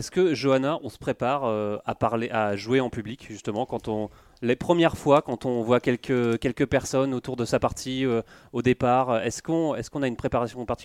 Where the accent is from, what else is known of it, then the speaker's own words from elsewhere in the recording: France; On essaie d'avoir tout ce monde qui fait beaucoup de bruit quand on arrive en tant que Français.